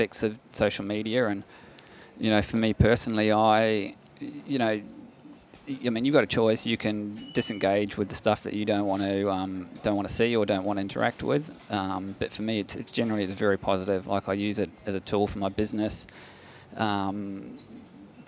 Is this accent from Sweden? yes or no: no; New Zealand; now in Victoria, Australia; my childhood growing up in New Zealand